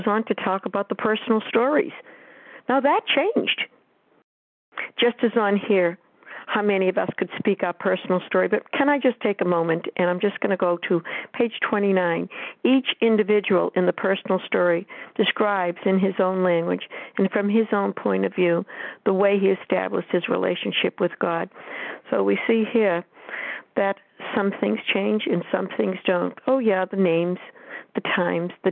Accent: New Hampshire, United States; I am from New Hampshire

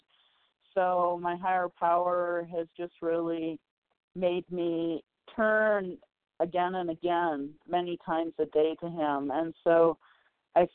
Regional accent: Minnesota, United States; I'm calling from Colorado, from originally from Minnesota, but I'm on vacation right now

